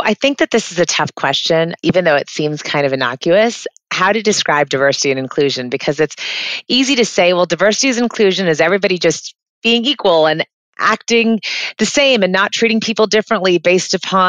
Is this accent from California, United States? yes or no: no; Florida, United States; also born or lived in England; I kind of grew up everywhere. I was born in England, but have lived kind of all over the States, but majoritarily in Florida.